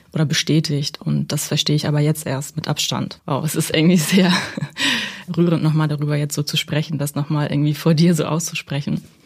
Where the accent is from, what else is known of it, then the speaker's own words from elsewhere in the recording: Germany; also born or lived in Kazakhstan; ich bin in Kasachstan geboren mhm. und bin mit sechs Jahren nach Deutschland gekommen